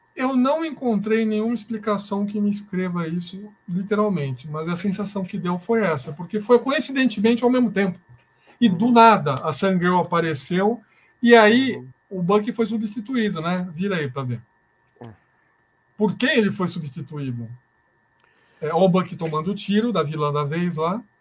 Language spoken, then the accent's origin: Portuguese; Brazil; a gente, como é brasileiro